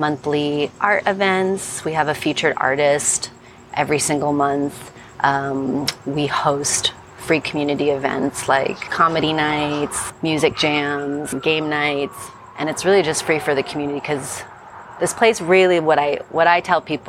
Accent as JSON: {"language": "English", "town": "Phoenix", "region": "Arizona", "country": "United States", "tie": "born or raised there", "moved": "as an adult", "lives_now": "Los Angeles, United States", "said": "I was born in Phoenix, Arizona, so not too far from here"}